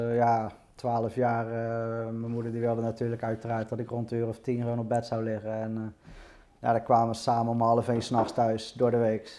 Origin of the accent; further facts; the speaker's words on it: Rotterdam, South Holland, Netherlands; Nou, ik ben geboren in Rotterdam. Ja? Eh, toen ik één jaar was, zijn we verhuisd naar de rand van Rotterdam, nieuw aan Ja. Ehm, ja, eigenlijk heb ik daar de rest van mijn leven gewoond.